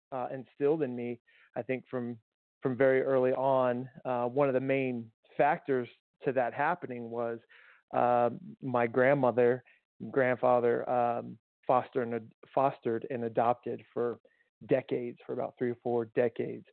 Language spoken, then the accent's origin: English; Tucson, Arizona, United States; moved away; I grew up in Tucson and native of Arizona